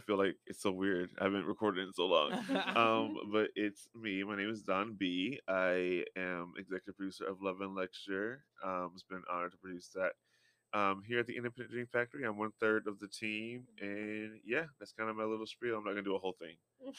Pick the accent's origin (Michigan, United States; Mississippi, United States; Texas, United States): Texas, United States; also born or lived in Connecticut / Indiana; I was born in Hartford, Connecticut, and I grew up. And I split time in Indiana and Texas equally.